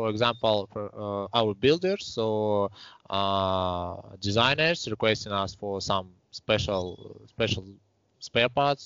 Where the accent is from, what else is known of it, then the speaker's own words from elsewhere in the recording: Saint Petersburg, Russia; also born or lived in Estonia; I was born in Estonia. It is near to Russian border country, and in 1995 maybe me with my family relocated to Russia. I was born in 1993. After passing 2 years, we relocated to Russia, to St. Petersburg, and now I live here. Here I graduated from the primary school